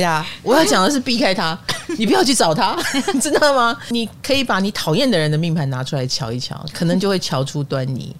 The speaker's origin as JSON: {"language": "Chinese", "country": "Taiwan", "said": "我们台湾人口越来越少"}